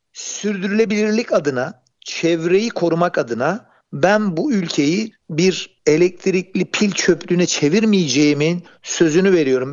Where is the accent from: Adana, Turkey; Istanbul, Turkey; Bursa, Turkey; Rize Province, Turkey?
Bursa, Turkey; Ben Bursa'da doğdum